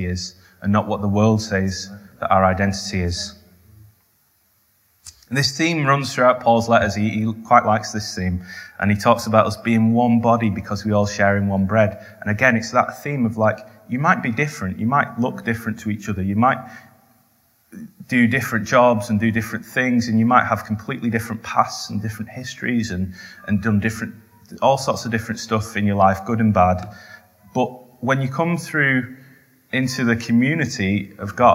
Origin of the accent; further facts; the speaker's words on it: the north of England, United Kingdom; I'm Northern.